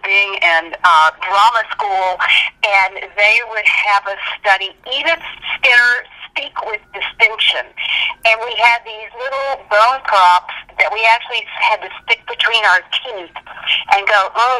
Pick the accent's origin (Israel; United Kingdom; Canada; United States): United States; Charlotte, North Carolina; born there; coming in from North Carolina, I was born in Charlotte, North Carolina, they said, okay, you get rid of the accent or we get rid of you.